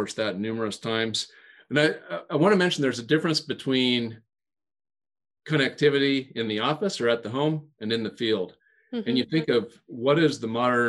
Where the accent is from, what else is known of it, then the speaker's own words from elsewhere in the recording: Western Nebraska, United States; when I was growing up in Western Nebraska